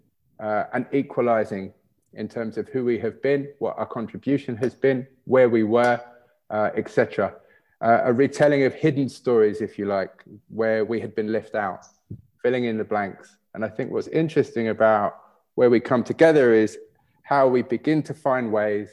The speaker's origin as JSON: {"language": "English", "country": "United Kingdom", "tie": "born or raised there", "said": "growing up in Britain"}